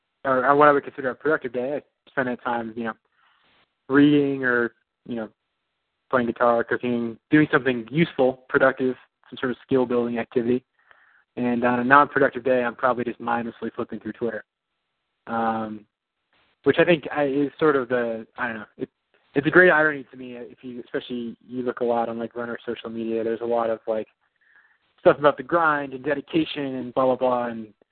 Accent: New York, United States; born there; also born or lived in Illinois; I was born in New York. That's where my family's from.

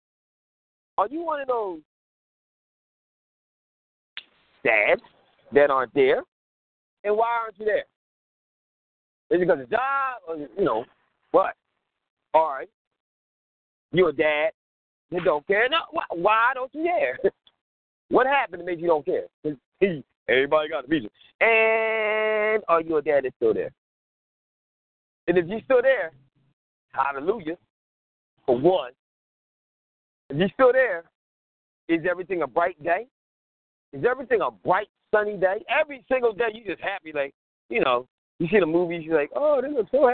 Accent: Philadelphia, Pennsylvania, United States; I'm uptown, man, all day

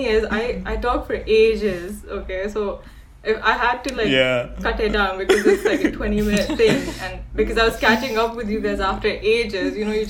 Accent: Islamabad, Islamabad Capital Territory, Pakistan; we're from Islamabad, so it sounds weird because Islamabad's so green.

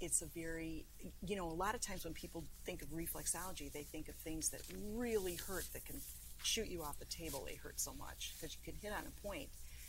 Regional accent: United States; I'm from New York

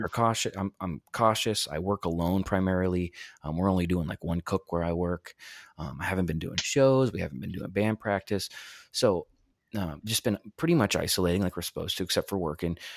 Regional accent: Ohio, United States; also born or lived in Pittsburgh; now in Erie, United States; I'm from Ohio originally and then lived in Pittsburgh for a while and moved to Erie in two thousand twelve

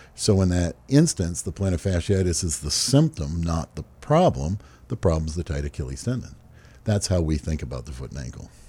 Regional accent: Hyannis, Massachusetts, United States; I grew up in uh, Hyannis, Massachusetts

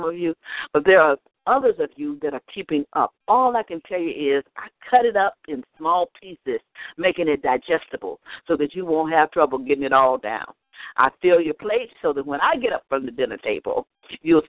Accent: the South, United States; I was raised in the South, and in the South we are very hospitable people.

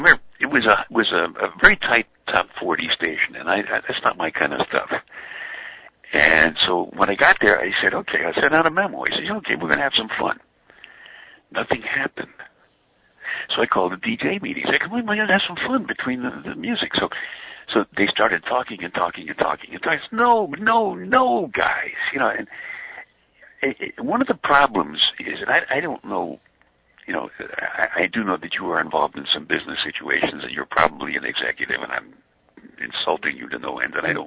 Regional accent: New York City, New York, United States; I grew up in Brooklyn, and I used to listen to WNEW in New York.

